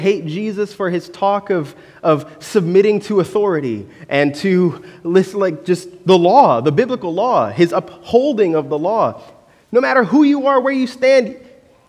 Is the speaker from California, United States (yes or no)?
no; Orlando, Florida, United States; growing up in Orlando, our beach was New Smyrna Beach